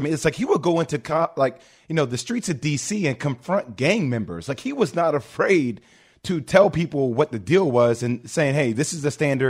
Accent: New Jersey, United States; Oh, I mean, growing up in New Jersey, spending time watching Big John

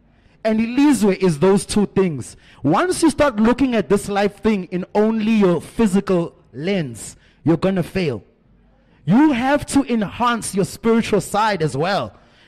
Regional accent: South Africa; Because as a South African man, I'm telling you now, I'm probably one of the few that's willing to try.

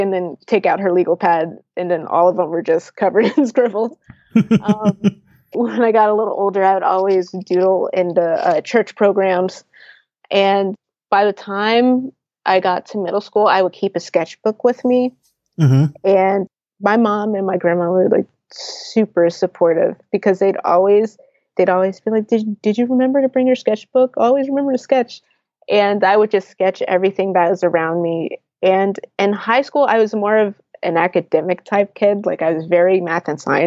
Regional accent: New Jersey, United States; also born or lived in Philadelphia, Pennsylvania; I'm Philly born. My parents are both from Philly, and I was raised in South Jersey

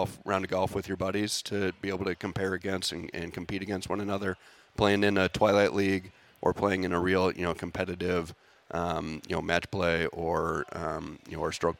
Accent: Bloomington, Minnesota, United States; moved away as an adult; I grew up here in Minnesota, grew up in Bloomington

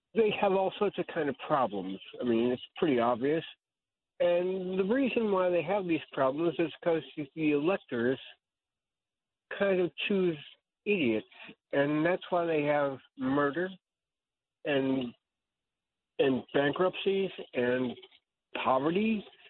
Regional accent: Cleveland, Ohio, United States; now in Indiana, United States; I come from Cleveland, which is not that great a place

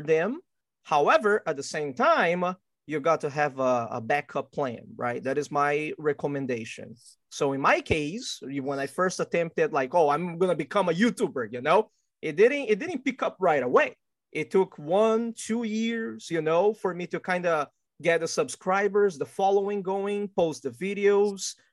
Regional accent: Brazil; also born or lived in Qingdao, Shandong, China (ancestry); now in United States; my family is actually originally from China, but I was born and raised in Brazil

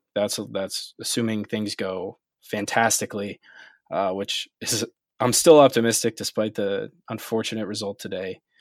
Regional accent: United States; as American fans

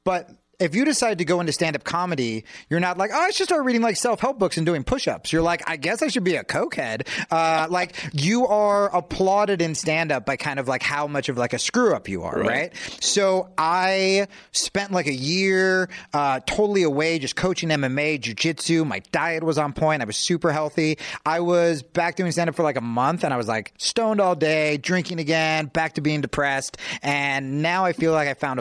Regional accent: New Jersey, United States; I grew up poor and in New Jersey

